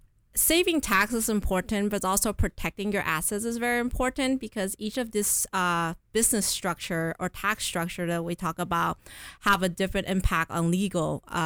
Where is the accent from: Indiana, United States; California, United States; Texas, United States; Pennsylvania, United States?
California, United States; I am a CPA. I was raised in Southern California. I live all my life in San Gabriel Valley, and now because of work, I live in Orange County.